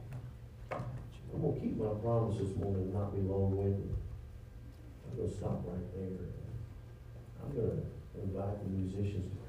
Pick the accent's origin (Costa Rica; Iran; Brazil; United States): United States; Louisiana; I am from Louisiana